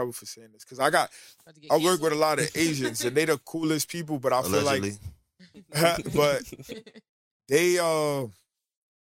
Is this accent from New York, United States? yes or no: yes; New York, United States; I'm from New York, bro. And when I was younger, I was always the flyest kid at my school